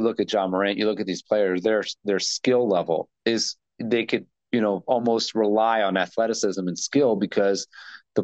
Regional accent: United States; moved away; when we were growing up in America

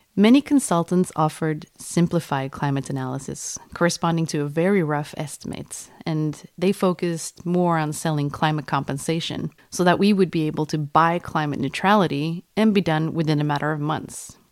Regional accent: Sweden; English is a second language; we're all from Sweden

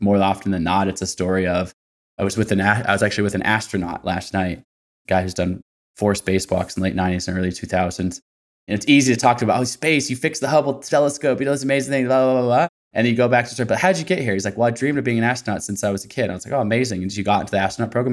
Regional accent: Portland, Oregon, United States; I'm from Portland, Oregon

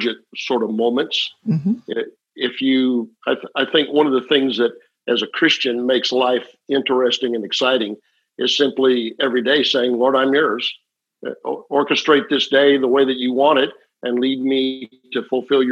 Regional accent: Omaha, Nebraska, United States; moved away as an adult; also born or lived in Oklahoma City, Oklahoma / Amarillo, Texas; I grew up in Omaha, Nebraska.

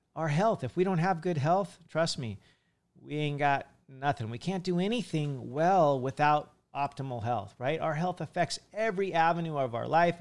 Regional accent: California, United States; now in Hawaii, United States; in California, as a kid, I used to go to some of the Asian markets

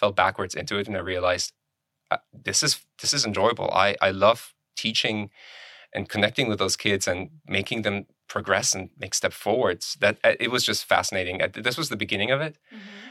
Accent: Germany; moved away as an adult; also born or lived in Poland / Cincinnati, Ohio / Kentucky; now in United States; I was born in Poland and I ended up in Germany with my parents and I got my high school diploma, finished all that in there

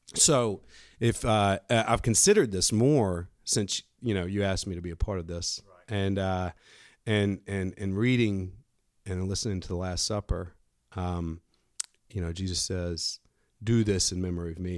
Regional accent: Fairhope, Alabama, United States; I'm born and raised in Fairhope, Alabama

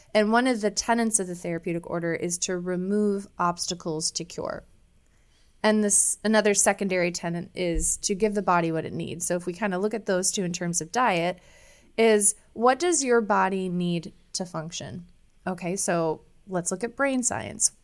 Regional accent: Iowa, United States; moved away as an adult; also born or lived in Chicago, Illinois; growing up in Iowa

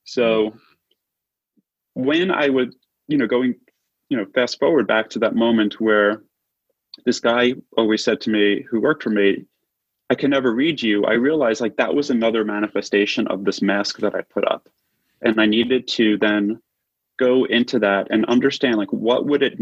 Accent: New York City, New York, United States; moved away as an adult; also born or lived in Manhattan; now in Los Angeles, United States; I was born and raised in Brooklyn

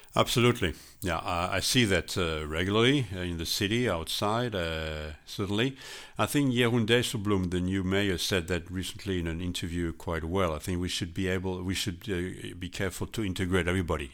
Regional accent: Strasbourg, Grand Est, France; English is a second language; moved away as an adult; now in Netherlands; I'm originally from France, Strasbourg, but, uh, I lived for, uh, forty-one years in the Netherlands

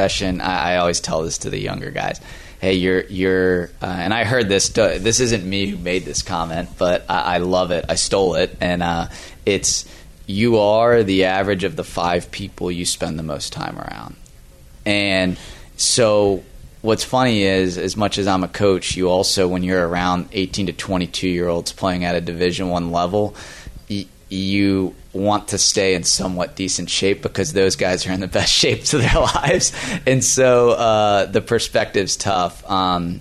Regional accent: Virginia, United States; now in Florida, United States; Growing up in Virginia

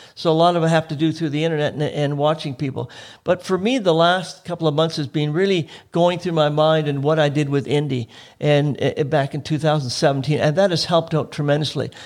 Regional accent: Oak Bay, British Columbia, Canada; I grew up in Oak Bay

